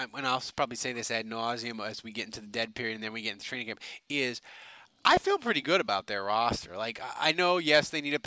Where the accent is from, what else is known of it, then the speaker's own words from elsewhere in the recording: New Orleans, Louisiana, United States; I grew up in Lakeview